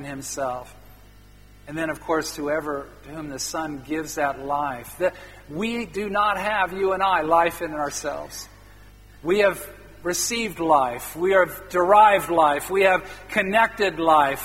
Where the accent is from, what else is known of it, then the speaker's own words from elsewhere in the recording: Midwest of the U.S., United States; I grew up in the Midwest of the U.S.